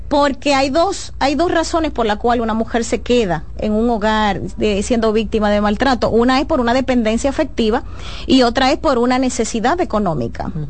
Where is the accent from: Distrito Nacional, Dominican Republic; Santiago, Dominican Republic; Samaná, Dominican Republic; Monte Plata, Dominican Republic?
Distrito Nacional, Dominican Republic; Santo Domingo Este; yo nací y me crié en Santo Domingo este Me duele lo que a ti te duele. Yo amo el municipio